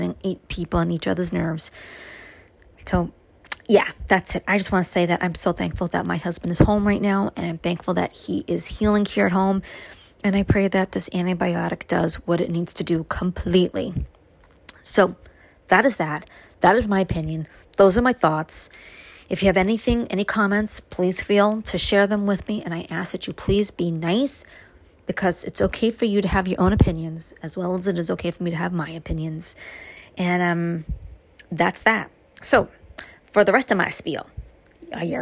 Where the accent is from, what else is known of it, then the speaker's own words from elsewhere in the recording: New York City, New York, United States; now in upstate New York, United States; my growing up in Brooklyn